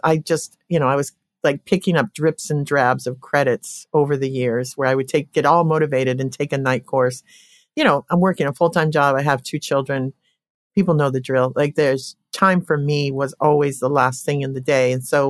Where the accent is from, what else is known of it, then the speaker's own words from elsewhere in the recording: Colorado, United States; I grew up in Colorado and coming out of a family, seven siblings.